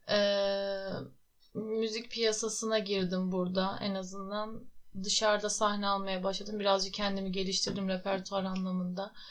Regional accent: Tokat, Turkey; 24 yaşındayım. Aslen Tokatlıyım.

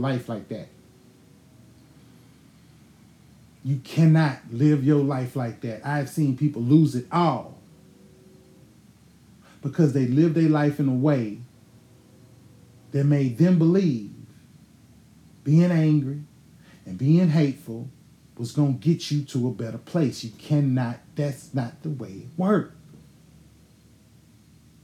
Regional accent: Houston, Texas, United States; I was born in Houston, motherfucking Texas, St. Joseph Hospital, April 30, 1980.

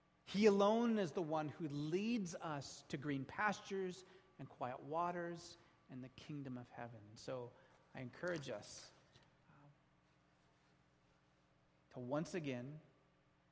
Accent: United States; We're American.

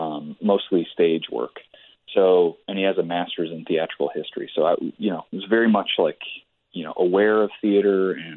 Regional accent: Joliet, Illinois, United States; moved away as an adult; also born or lived in Chicago; now in Los Angeles, United States; My mom is French, and I grew up half French in Joliet.

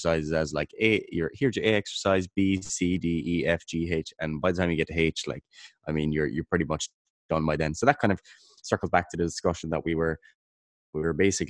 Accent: Kerry, Munster, Ireland; I'm from Kerry in Ireland

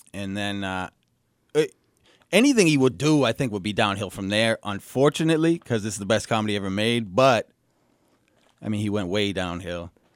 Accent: New Hampshire, United States; born or raised there

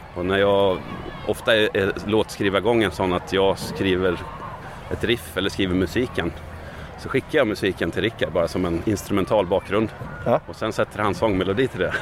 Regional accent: Västerås, Västmanland, Sweden; där jag växte upp i Västerås

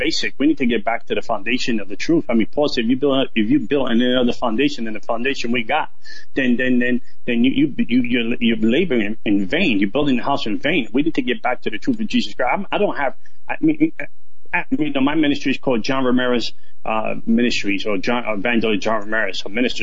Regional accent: New York City, New York, United States; I grew up in the South Bronx

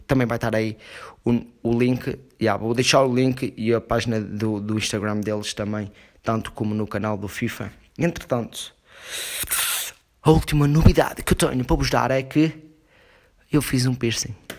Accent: Portugal

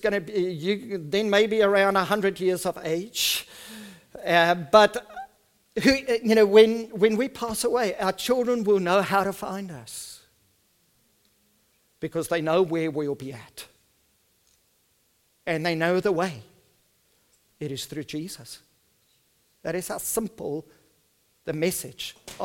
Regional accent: South Africa; first language Afrikaans; English is a second language; I'm an Afrikaans person

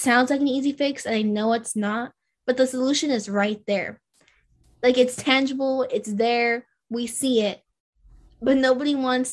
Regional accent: Glendora, California, United States; also born or lived in Lynwood, California; So I grew up in Glendora, California, which is a little suburban, predominantly Caucasian community, right? And then going into seventh grade, we decide we're going to move to Linwood.

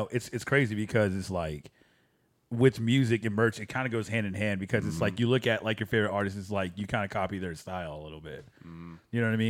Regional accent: Fort Lauderdale, Florida, United States; now in Carrollton, United States; I'm from Fort Lauderdale.

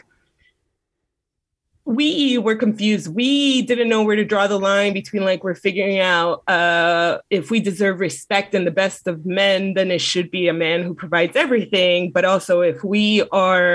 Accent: Miami, Florida, United States; as a Southerner, sort of, myself, from Miami

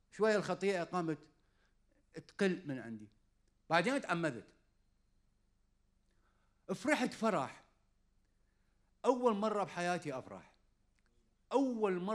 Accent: Iraq; accent: Iraqi; وصرت عصبي وقمت احكي انا باللهجه العراقيه

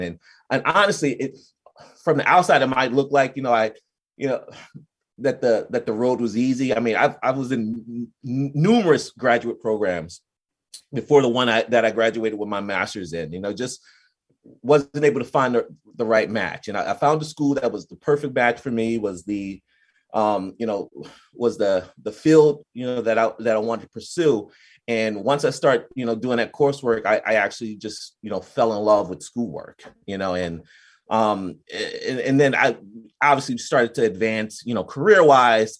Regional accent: New Jersey, United States; I'm from New Jersey

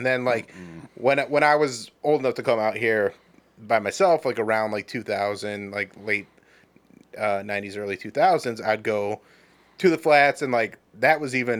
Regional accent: Medina, Ohio, United States; Yeah, so I grew up in Medina

